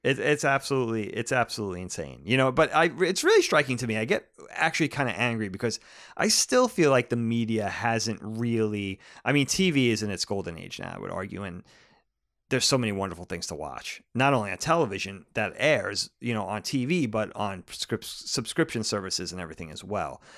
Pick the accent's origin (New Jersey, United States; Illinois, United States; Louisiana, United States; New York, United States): New York, United States; Long Island; growing up in the eighties and nineties, at least growing up on Long Island, growing up in New, the suburbs of New York City